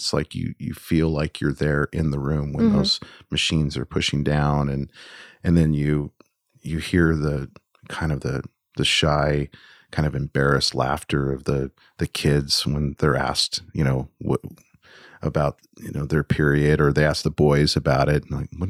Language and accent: English; United States; as an American